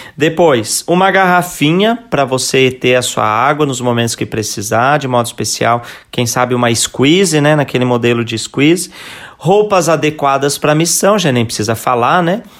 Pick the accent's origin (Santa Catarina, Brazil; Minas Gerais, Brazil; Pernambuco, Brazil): Santa Catarina, Brazil; Lages; da bonita cidade de Lages, né? A minha cidade natal também